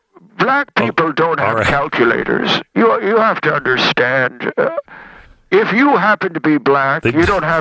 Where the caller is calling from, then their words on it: Sun City, Florida, United States; I'm calling from Sun City, Florida.